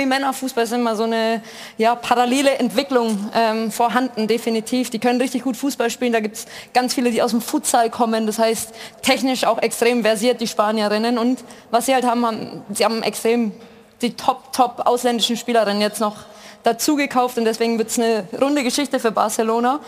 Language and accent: German; Germany